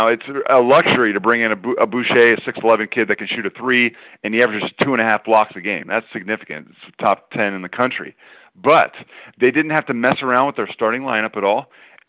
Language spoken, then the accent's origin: English; Los Angeles, California, United States; I was born and raised in Los Angeles my whole life